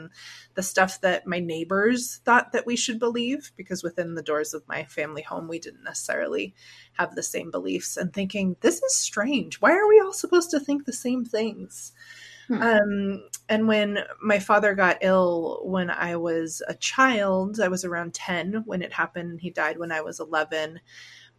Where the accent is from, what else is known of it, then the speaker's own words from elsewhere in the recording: Orange County, California, United States; I grew up in Orange County, California